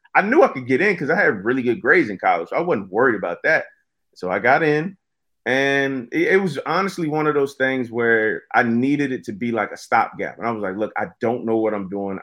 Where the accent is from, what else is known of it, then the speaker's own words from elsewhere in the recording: Virginia, United States; also born or lived in North Carolina; I moved to Virginia from North Carolina with my mom when I was about, yeah, about two years old, and we moved in with my grandmother